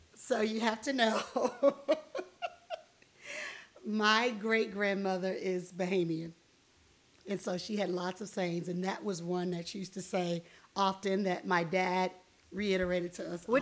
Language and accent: English; Miami, Florida, United States; moved away; I was raised in Miami, Florida